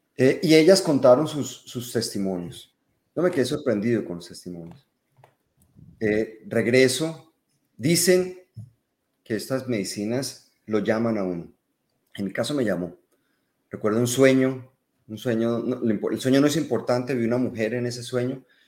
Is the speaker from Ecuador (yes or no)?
no; Colombia; accent: Colombian; yo soy colombiano, por el acento es fácil distinguir